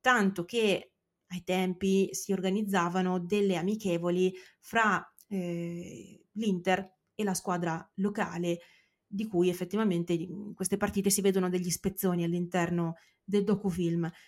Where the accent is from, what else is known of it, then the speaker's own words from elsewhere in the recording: San Patrignano area, Emilia-Romagna, Italy; per quanto riguarda San Patrignano è bello da vedere perché è eh, chiaramente la mia terra.